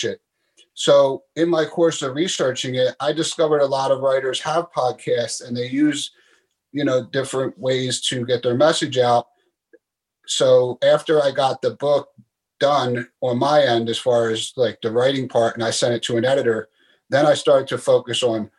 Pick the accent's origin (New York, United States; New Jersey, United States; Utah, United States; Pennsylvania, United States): Pennsylvania, United States; Philadelphia; moved away as an adult; I was born and raised in Philadelphia, Pennsylvania, here in the United States